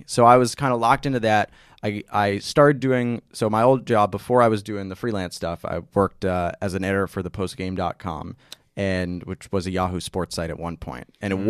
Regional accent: New York, United States; So I'm from Westchester.

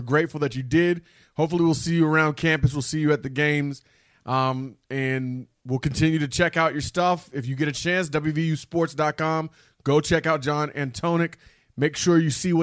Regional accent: Parkersburg, West Virginia, United States; we're from Parkersburg

